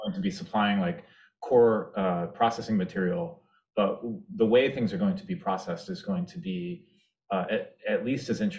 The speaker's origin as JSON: {"language": "English", "area": "Washington D.C. area", "region": "District of Columbia", "country": "United States", "tie": "born or raised there", "said": "grew up in the Washington D.C. area"}